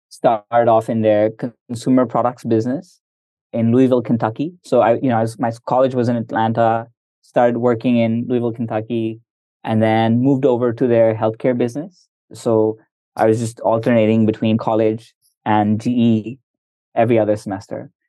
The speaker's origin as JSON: {"language": "English", "country": "India", "said": "And I'm I'm I'm Indian. I've I've been in Indonesia. I'm comfortable with the U.S."}